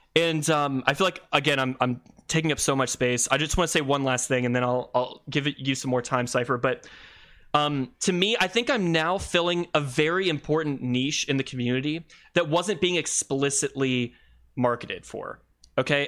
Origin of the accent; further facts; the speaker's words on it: Columbus, Ohio, United States; my hometown of, uh, Columbus, Ohio